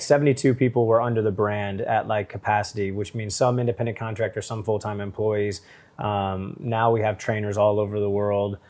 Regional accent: St. Louis, Missouri, United States; I was from Saint Louis

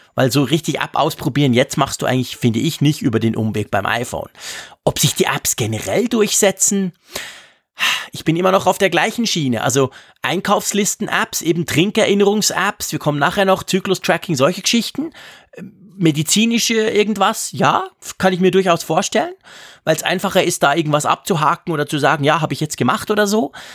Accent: Switzerland; accent: Swiss German; für mich als Schweizer

